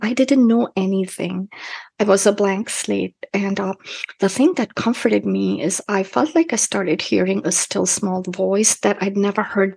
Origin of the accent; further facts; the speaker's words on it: Kolkata, West Bengal, India; moved away as an adult; now in United States; where I grew up in Calcutta